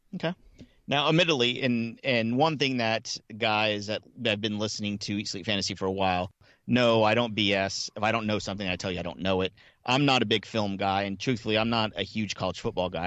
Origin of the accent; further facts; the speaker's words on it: Miami, Florida, United States; moved away as an adult; I grew up in Miami, um, all through the eighties